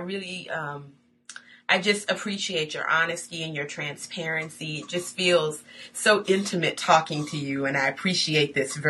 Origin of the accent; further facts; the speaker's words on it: Buffalo, New York, United States; Buffalo, New York, my hometown.